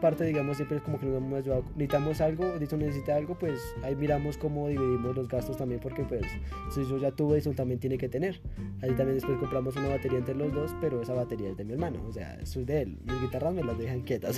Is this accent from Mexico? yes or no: no; Colombia; moved away as an adult; now in Tunja, Colombia; ahorita estamos en Tunja, como a cuatro horas de mi pueblo